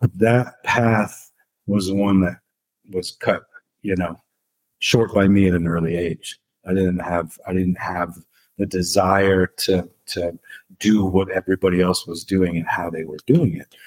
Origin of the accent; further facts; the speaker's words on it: Santa Fe, New Mexico, United States; moved away as an adult; growing up in Santa Fe was interesting